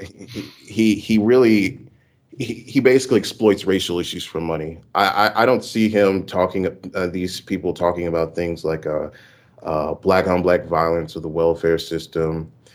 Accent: Houston, Texas, United States; now in Louisiana, United States; I was born in Houston, Texas, but I'm in a university in Louisiana

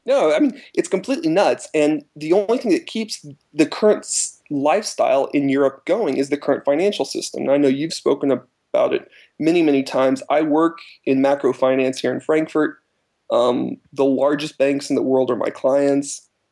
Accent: United States; now in Germany; I'm an American

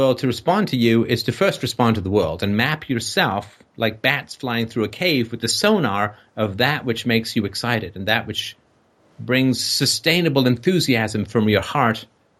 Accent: Ireland; You son of a bitch, don't you know I'm Irish?

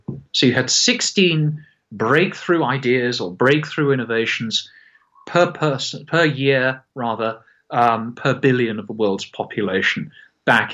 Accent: Scotland, United Kingdom; I say this as a Scotsman

